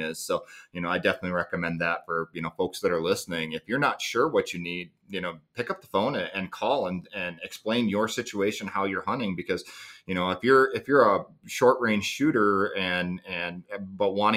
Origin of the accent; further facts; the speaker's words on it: Midwest, United States; I grew up hunting whitetails in the Midwest